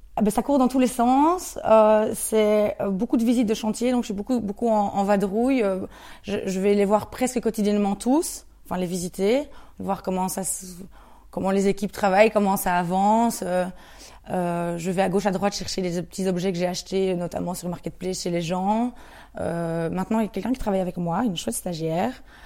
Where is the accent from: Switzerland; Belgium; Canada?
Belgium; Andenne, Wallonia; quelqu'un qui vient d'Andenne, donc euh, de là où, je viens, près de, près de Namur